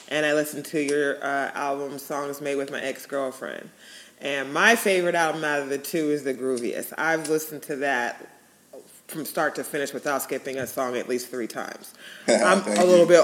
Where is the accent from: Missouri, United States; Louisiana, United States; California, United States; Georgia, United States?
California, United States; Bay Area; also born or lived in Los Angeles; Was born in Los Angeles, came to the Bay Area when I was a kid